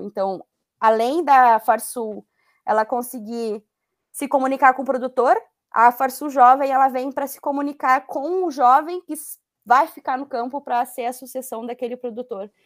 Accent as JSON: {"language": "Portuguese", "region": "a municipality in Rio Grande do Sul", "country": "Brazil", "tie": "born or raised there", "said": "quando eu retornei para a cidade, que onde meus pais moram e onde eu cresci"}